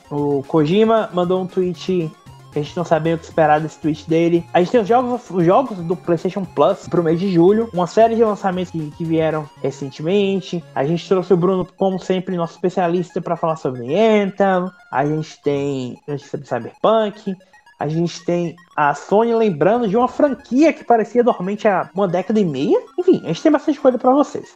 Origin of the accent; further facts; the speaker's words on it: Brazil; como bons brasileiros